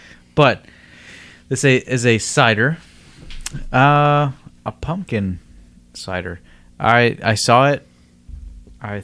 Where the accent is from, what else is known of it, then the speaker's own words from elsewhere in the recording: Fort Worth, Texas, United States; I grew up in Stop 6.